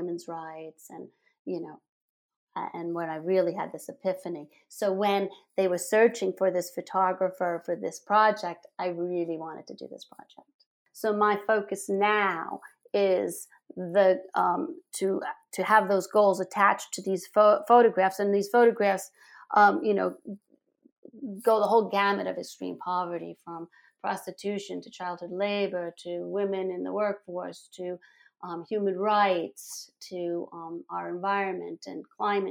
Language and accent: English; New York City, New York, United States; I grew up in the Bronx, New York, and my father had a dark room in the bathroom of our apartment there